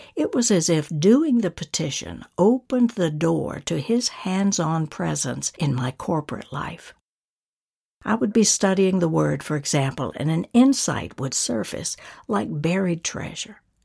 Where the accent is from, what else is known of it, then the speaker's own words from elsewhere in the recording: North Georgia, United States; my hometown in North Georgia